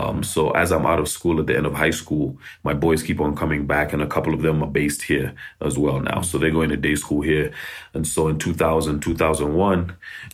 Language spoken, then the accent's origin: English; Nairobi, Kenya; born there; Yeah, so I was born in Nairobi. During the Civil War in Uganda.